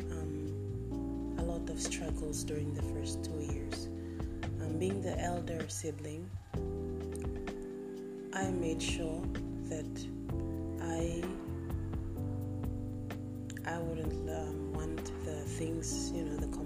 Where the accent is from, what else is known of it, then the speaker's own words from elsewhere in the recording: Papua New Guinea; now in Philippines; I come from Papua New Guinea and I live in the Philippines.